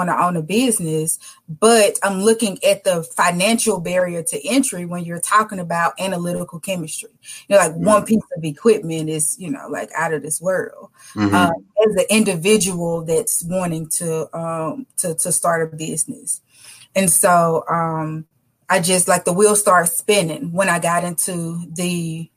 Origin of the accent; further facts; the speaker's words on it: Jackson, Mississippi, United States; Born and raised in Jackson, Mississippi